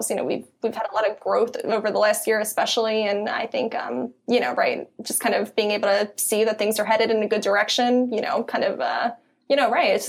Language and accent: English; Philadelphia, Pennsylvania, United States; accent: Philly; it might be my Philly accent.